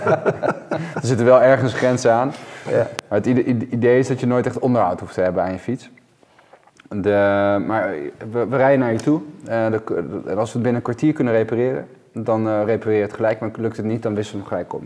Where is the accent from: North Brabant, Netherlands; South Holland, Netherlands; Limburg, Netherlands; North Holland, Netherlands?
North Holland, Netherlands; Amsterdam; ik kom hier zelf ook uit Amsterdam